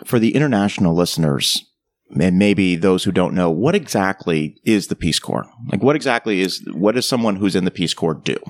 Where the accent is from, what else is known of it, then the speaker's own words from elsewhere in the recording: Ocala, Florida, United States; my hometown of Ocala, Florida.